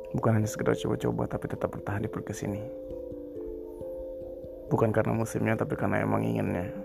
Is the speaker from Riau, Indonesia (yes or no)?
yes; Pekanbaru, Riau, Indonesia; aku asli Pekanbaru aku asli Indonesia